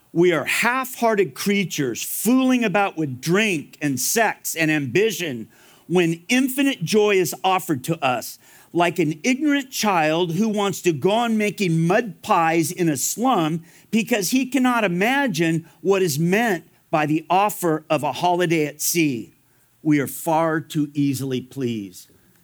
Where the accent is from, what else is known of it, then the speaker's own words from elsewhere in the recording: Fullerton, California, United States; I grew up in Fullerton, California. It's about 15 minutes away from Anaheim.